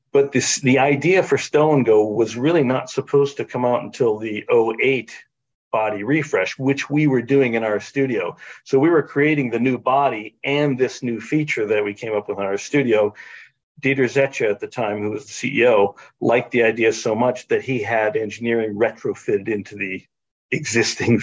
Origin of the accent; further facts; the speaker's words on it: Ohio, United States; also born or lived in Boston; now in Michigan, United States; I grew up in Ohio